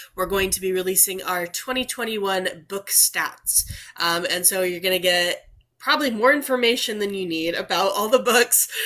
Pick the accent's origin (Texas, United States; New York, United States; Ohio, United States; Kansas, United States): Texas, United States; we're from Texas